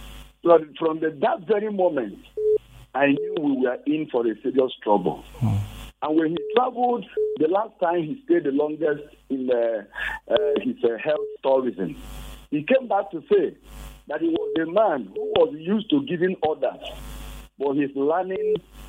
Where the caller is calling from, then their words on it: Jos, Plateau, Nigeria; I'm calling you from Jos.